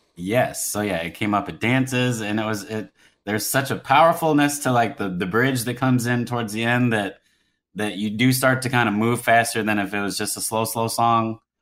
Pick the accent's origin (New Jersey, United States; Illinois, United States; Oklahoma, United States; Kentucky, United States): Kentucky, United States; Louisville; moved away as an adult; also born or lived in Manhattan, New York / Cincinnati, Ohio; I grew up in Louisville, Kentucky